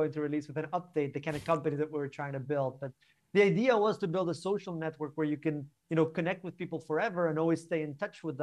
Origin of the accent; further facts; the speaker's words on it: Barcelona, Catalonia, Spain; moved away as an adult; now in London, United Kingdom; I'm originally from Barcelona, I'm from Spain. And in 2016, I moved to the UK